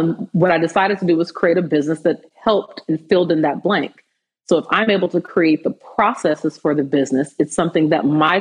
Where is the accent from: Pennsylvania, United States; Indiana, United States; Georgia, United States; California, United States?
California, United States; Fresno; growing up, especially where I'm from Fresno, California. In my city, we had 17 black students in my high school